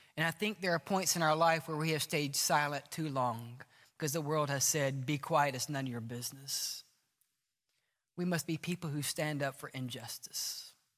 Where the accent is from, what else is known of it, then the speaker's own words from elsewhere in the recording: Mississippi, United States; now in Alabama, United States; We're in Alabama. I grew up in Mississippi.